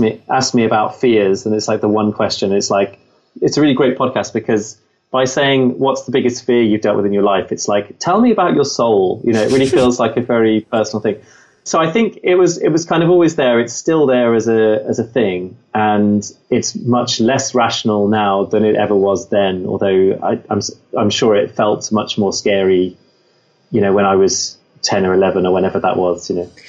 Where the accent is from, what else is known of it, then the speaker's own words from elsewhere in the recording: Midlands, United Kingdom; I grew up in the Midlands